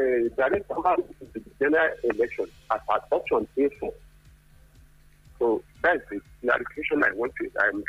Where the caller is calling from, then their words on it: Anambra, Nigeria; In Anambra.